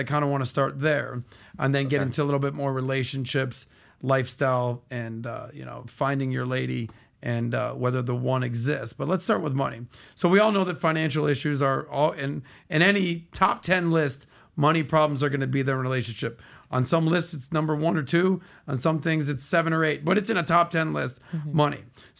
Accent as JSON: {"language": "English", "town": "Miami", "region": "Florida", "country": "United States", "said": "from Miami"}